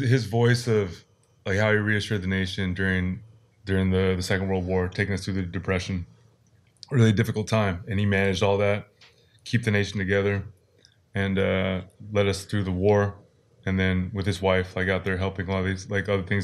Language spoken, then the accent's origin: English; Washington, United States; now in South Korea; the state where we were born